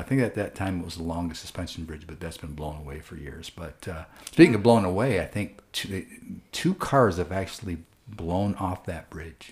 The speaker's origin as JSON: {"language": "English", "country": "United States", "also_born_or_lived": "Grand Rapids"}